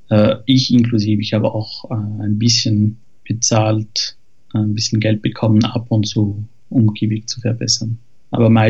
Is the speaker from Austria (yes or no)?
no; France; German is a second language; now in Zurich, Switzerland; ich bin Franzose, wohne aber in der Schweiz seit zehn Jahren in Zürich.